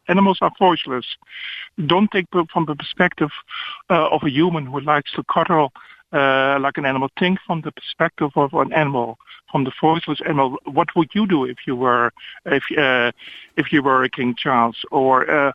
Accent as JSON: {"language": "English", "country": "Netherlands", "moved": "yes", "said": "I'm coming originally from Holland"}